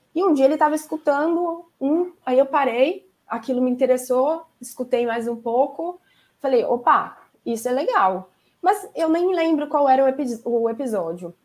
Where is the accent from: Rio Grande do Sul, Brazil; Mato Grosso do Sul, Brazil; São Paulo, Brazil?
São Paulo, Brazil; moved away as an adult; now in Santos, Brazil; Eu moro em Santos agora, eu sou de São Paulo, mas a gente mudou no meio da pandemia para cá